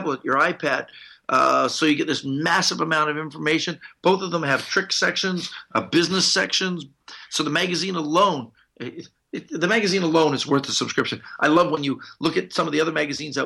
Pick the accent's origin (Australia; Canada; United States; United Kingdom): Canada; I'm Canadian